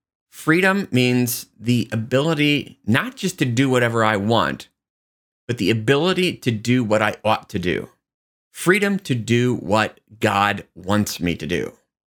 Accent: Lansing, Kansas, United States; I grew up in Lansing, Kansas, where the state prison is at and, you know, lived, you know, about a mile away from the prison.

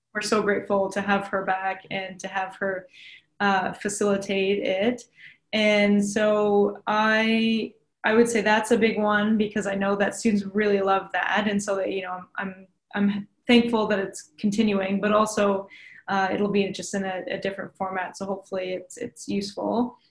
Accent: Tyendinaga, Ontario, Canada; I was born and raised in Tyendinaga, Mohawk Territory, so just down the road from here.

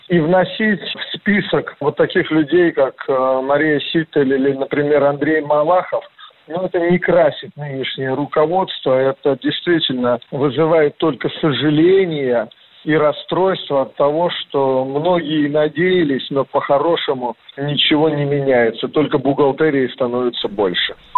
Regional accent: Yalta, Crimea, Ukraine; now in Russia; В своё время я родился в Ялте

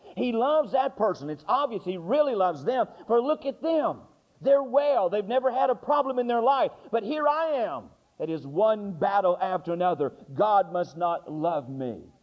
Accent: North Carolina, United States; I'm from North Carolina

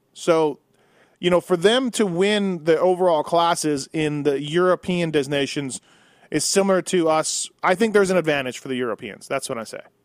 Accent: Canada; now in United States; I've almost lived in the U.S. longer than I did in Canada, but you know, I still feel Canadian

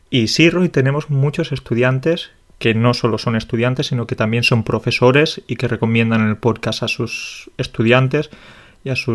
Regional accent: Russia; Spanish is a second language; Ah, soy ruso, vivo en Moscú, estoy estudiando español por cinco o seis años.

